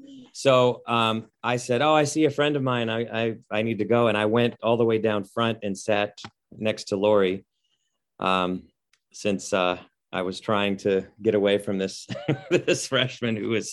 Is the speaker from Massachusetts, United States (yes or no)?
no; Canton, Ohio, United States; now in Pennsylvania, United States; So I'm from Canton, just a little south of Cleveland.